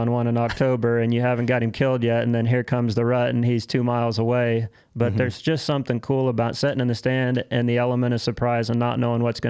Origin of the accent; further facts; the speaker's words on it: West Central Illinois, United States; I'm a farmer from West Central Illinois.